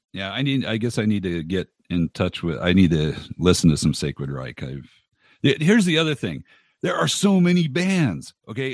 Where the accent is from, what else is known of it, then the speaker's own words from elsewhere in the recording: Los Angeles, California, United States; I grew up in Los Angeles.